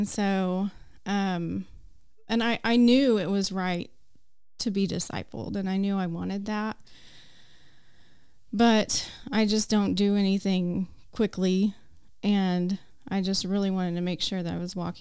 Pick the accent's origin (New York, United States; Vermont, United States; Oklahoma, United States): Oklahoma, United States; Enid; moved away as an adult; now in Choctaw, United States; we moved from Enid a couple years ago to Choctaw